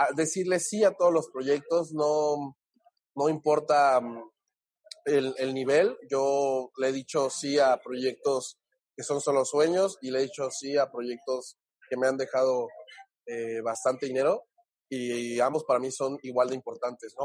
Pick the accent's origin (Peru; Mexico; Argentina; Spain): Mexico; Huatulco, Oaxaca; soy de un pueblito de, Oaxaca muy bonito que se llama Huatulco. Vayas de Huatulco, donde la gente suele ir a vacacionar. Es como el, el Cancún perdido. Eh, y bueno, allá en Oaxaca me crié